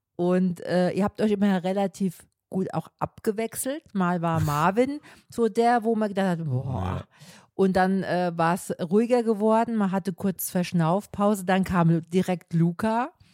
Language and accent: German; Münster, Germany; Bei uns in Münster